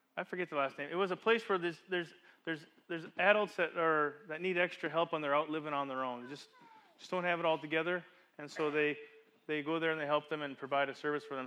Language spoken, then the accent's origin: English; Calgary, Alberta, Canada; moved away; we're at the Market Mall parking lot in the middle of Calgary, Alberta, where I grew up